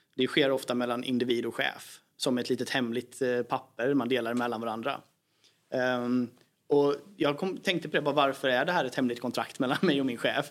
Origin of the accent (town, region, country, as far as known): Sweden